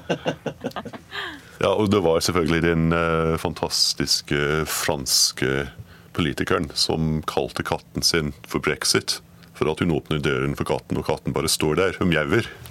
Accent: Scotland, United Kingdom; moved away; Jeg er skotte

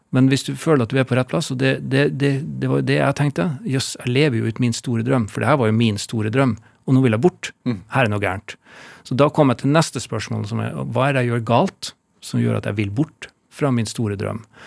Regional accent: Alta, Finnmark, Norway; jeg er jo født og oppvokst i Alta

